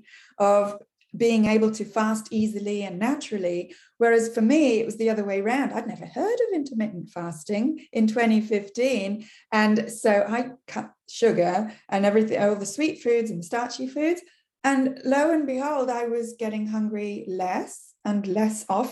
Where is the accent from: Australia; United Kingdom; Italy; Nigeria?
United Kingdom; England; first language English; now in Quebec, Canada; English is my language. You can hear I come from England originally